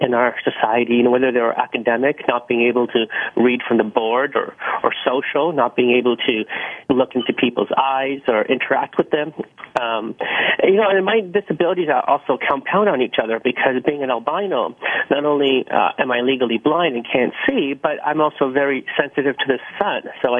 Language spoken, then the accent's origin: English; Pakistan; now in Canada; I was born in Pakistan with Pakistani parents in poverty. We didn't have any running water or electricity, so it was very challenging to say the least. And when we came to Canada, we were on the welfare system